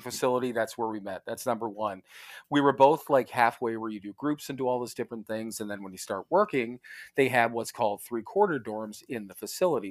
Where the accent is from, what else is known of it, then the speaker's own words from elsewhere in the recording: Parma, Ohio, United States; moved away; I was born in Parma, Ohio, which is out in the Cleveland area